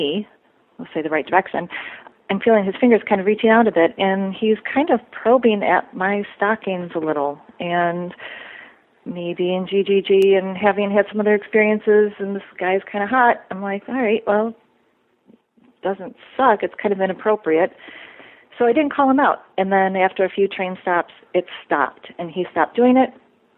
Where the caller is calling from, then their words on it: Midwest, United States; I'm calling from the Midwest